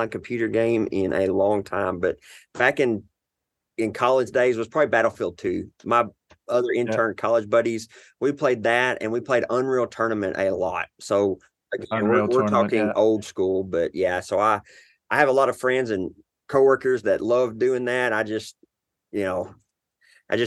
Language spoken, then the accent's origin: English; Arkansas, United States; So I'm in the South in Arkansas. I don't know if you can tell by my accent